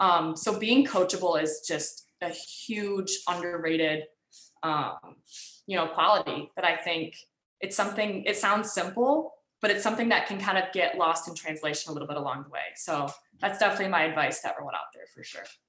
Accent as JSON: {"language": "English", "region": "Michigan", "country": "United States", "tie": "born or raised there", "said": "I grew up in Michigan"}